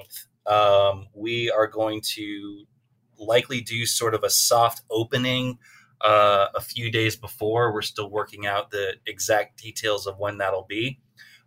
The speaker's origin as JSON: {"language": "English", "town": "Miami", "region": "Florida", "country": "United States", "tie": "born or raised there", "moved": "as an adult", "lives_now": "New York, United States", "said": "I grew up in Miami. I left as soon as I possibly could"}